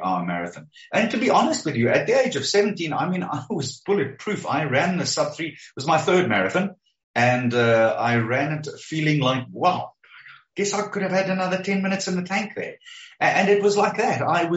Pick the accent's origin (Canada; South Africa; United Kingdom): South Africa; Springs, Gauteng; I was 14 years old when I delivered the Springs Advertiser